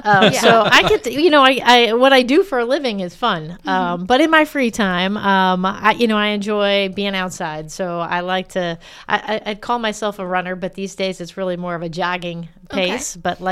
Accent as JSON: {"language": "English", "town": "St. Louis", "region": "Missouri", "country": "United States", "tie": "born or raised there", "said": "So if you're from St. Louis, that's all that matters is what high school you went to."}